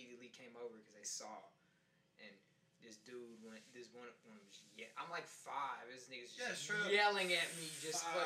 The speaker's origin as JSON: {"language": "English", "town": "Boston", "region": "Massachusetts", "country": "United States", "tie": "born or raised there", "said": "when I was growing up in Boston"}